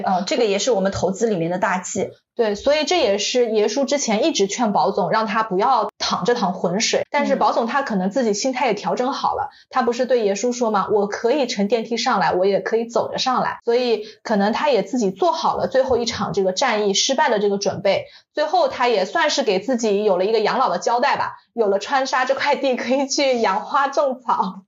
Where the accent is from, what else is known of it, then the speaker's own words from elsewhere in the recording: China; 我们中国人